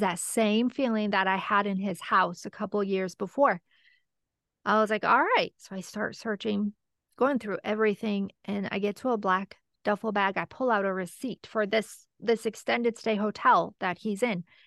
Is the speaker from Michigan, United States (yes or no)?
yes; Michigan, United States; I'm from Michigan